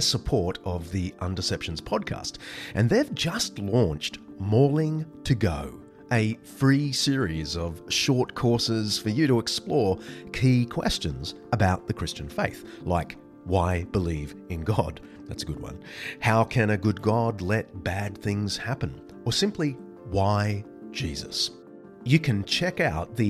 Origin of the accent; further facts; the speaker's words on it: Australia; my home country